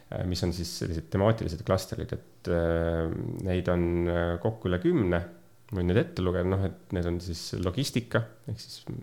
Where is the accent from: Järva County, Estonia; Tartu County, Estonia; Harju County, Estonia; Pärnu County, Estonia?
Pärnu County, Estonia; Pärnu; Pärnust olen pärit